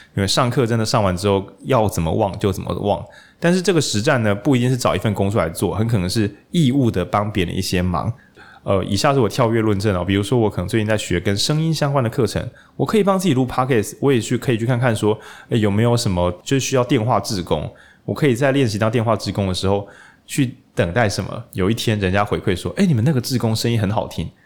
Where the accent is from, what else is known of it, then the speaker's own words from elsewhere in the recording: Lukang, Changhua County, Taiwan; moved away; 我是彰化人，鹿港这样